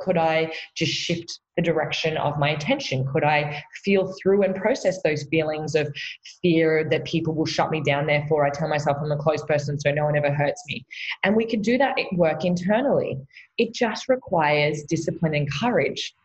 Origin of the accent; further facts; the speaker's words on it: Australia; I am an Aussie from down under